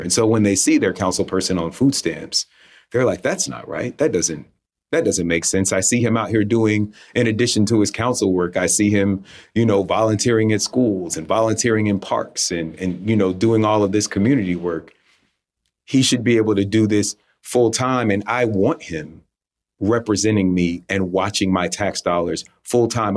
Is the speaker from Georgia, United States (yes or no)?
yes; South Fulton, Fulton County, Atlanta area, Georgia, United States; my hometown